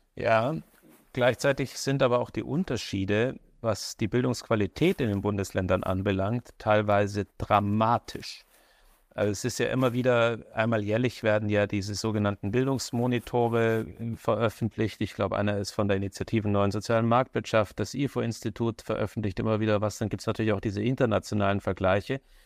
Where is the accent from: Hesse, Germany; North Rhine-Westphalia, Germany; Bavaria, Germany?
Bavaria, Germany; Neubeuern; also born or lived in Upper Franconia, Bavaria; durfte ich genau dreieinhalb Jahre zur Schule gehen, weil dann mein Vater beschlossen hat, aus dem Oberfränkischen ins Oberbayerische hinunterzuziehen